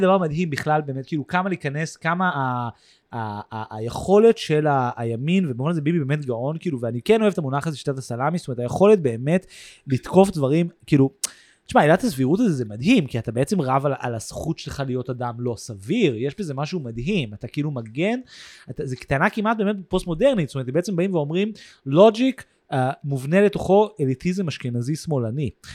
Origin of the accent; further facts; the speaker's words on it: Tel Aviv, Tel Aviv District, Israel; also born or lived in New York, United States; now in Jaffa, Israel; אני גדלתי במרכז העיר